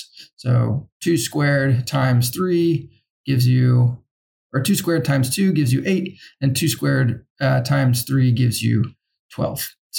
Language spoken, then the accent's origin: English; New Zealand; now in Germany; I'm Kiwi, and I'm so very lonely. I'm currently in Germany playing board games.